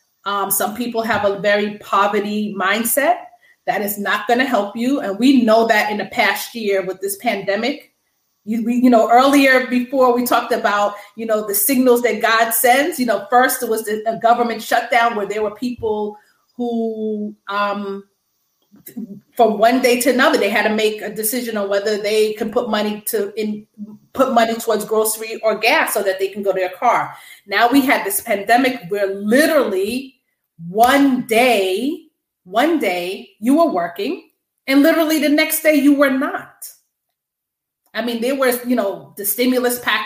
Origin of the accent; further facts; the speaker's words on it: Long Island, New York, United States; also born or lived in Brooklyn, New York; I was born in Brooklyn, New York. My family moved to Long Island when I was 5.